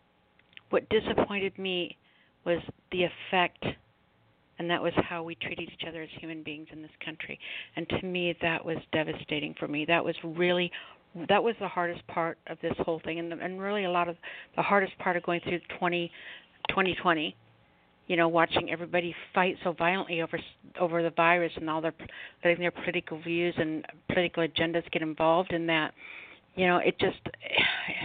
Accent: United States; as American people

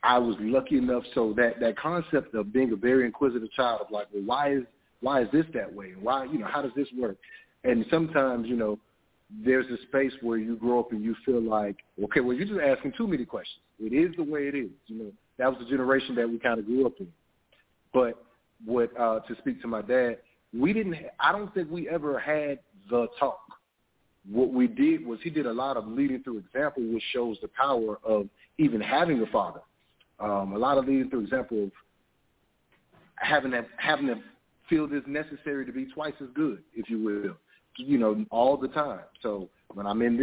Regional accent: Miami, Florida, United States; now in Atlanta, United States; I grew up in Miami, Florida

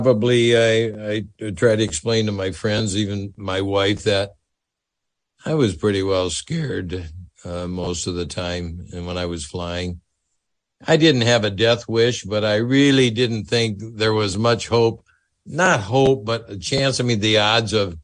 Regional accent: Sheboygan, Wisconsin, United States; I'm a kid from Sheboygan

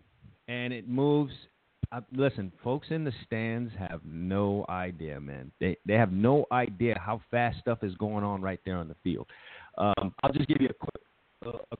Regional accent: New York City, New York, United States; I'm from Brooklyn.

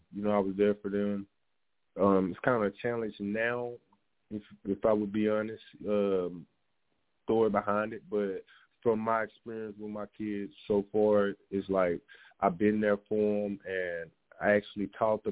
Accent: Shreveport, Louisiana, United States; moved away as an adult; now in Texas, United States; I'm from Louisiana, from Shreveport, Louisiana. I moved out to Texas, where it's 5 years now

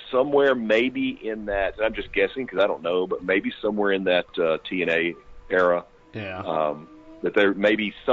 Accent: Arkansas, United States; I grew up in Arkansas

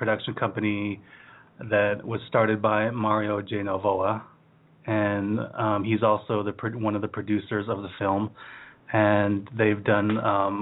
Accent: Hemet, California, United States; also born or lived in Seattle; now in Los Angeles, United States; I grew up in a little town in Southern California, Riverside County, called Hemet. And I was there till about I was 18.

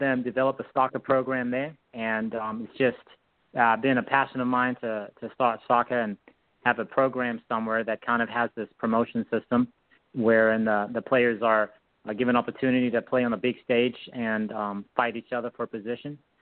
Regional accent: South Africa; moved away as an adult; also born or lived in Whitehall, United States; now in United States; I grew up in South Africa.

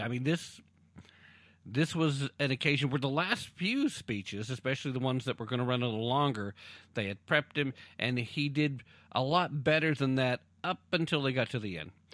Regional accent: Roane County, Tennessee, United States; first language English; I claim, uh, citizenhood in the entire county 'cause I have different, uh, relationships with every single city in the county

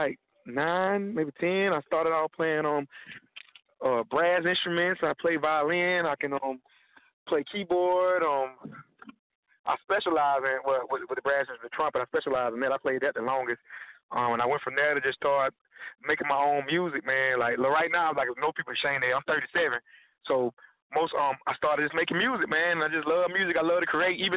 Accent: Georgia, United States; now in Dallas, United States; I'm from Georgia. Stay in Dallas, Texas right now

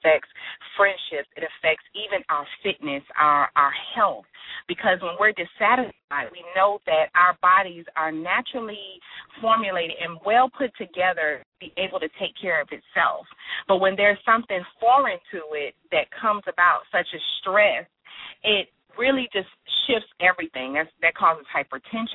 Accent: Miami, Florida, United States; I am originally from Miami, Florida, and after graduating high school

